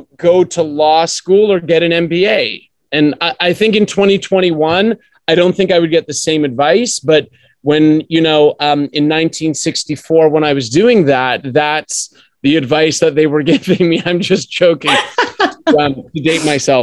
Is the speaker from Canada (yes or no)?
yes; Canada; moved away as an adult; also born or lived in Australia; Well, I was born in Canada. Yes, I am Canadian.